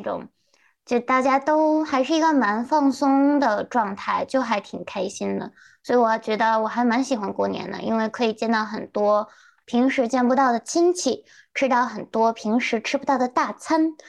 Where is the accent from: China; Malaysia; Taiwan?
China; 但是呢，在国外有一些中国学生会也会经常组织一些嗯春节活动啊。嗯，毕竟我们中国人人多力量大。